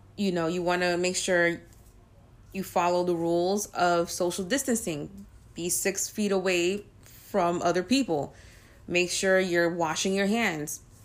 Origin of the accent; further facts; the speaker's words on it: New York, United States; since I'm a New Yorker